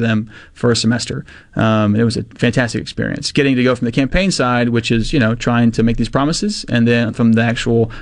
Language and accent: English; Mississippi, United States; I'm 19 from Mississippi